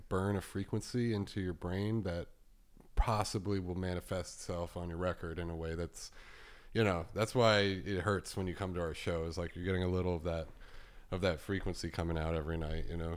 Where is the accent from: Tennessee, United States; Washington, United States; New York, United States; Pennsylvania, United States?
New York, United States; it's where we grew up